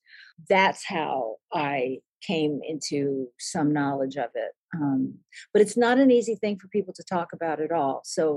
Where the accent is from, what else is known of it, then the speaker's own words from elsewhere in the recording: United States; also born or lived in Egypt; as an American who did not major in Middle East studies in college